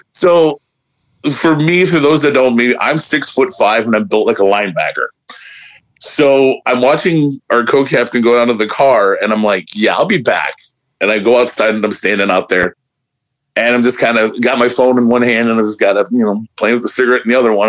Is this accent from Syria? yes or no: no; Hammond, Indiana, United States; also born or lived in Chicago; I grew up in the shadow of Chicago. I grew up on the south side, you know, and back in the eighties and, you know, grew up in Hammond and all this areas around there